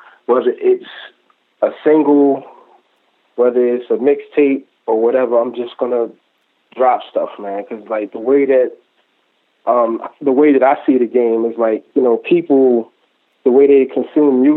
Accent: Baltimore, Maryland, United States; I'm from Maryland, but I'm from Baltimore.

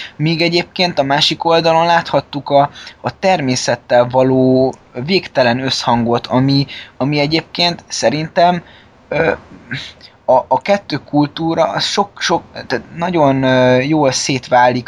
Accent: Budapest, Hungary; mi, mint budapesti fiatalok

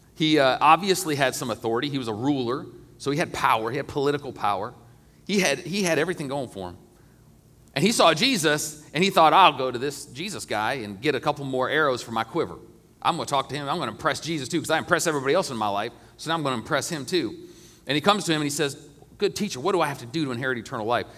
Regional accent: United States; I love being an American, and I'm proud to be an American

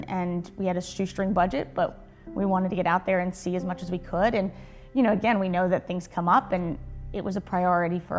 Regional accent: New Jersey, United States; I came down from New Jersey, so that's where I'm originally from.

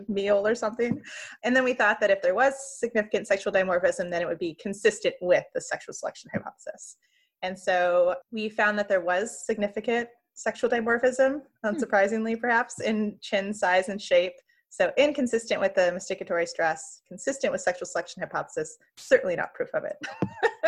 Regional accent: Central Valley, California, United States; moved away as an adult; I'm from California. I grew up in the Central Valley

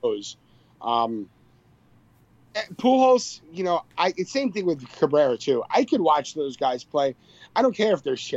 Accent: Long Island, New York, United States; I'm from Long Island

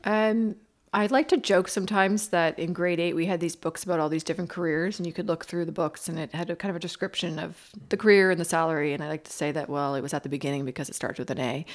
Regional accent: Bridgewater, Nova Scotia, Canada; I grew up in Bridgewater, Nova Scotia

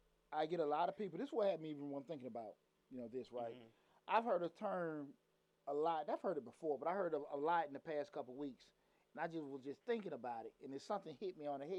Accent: Atlanta, Georgia, United States; growing up in Atlanta in the 90s

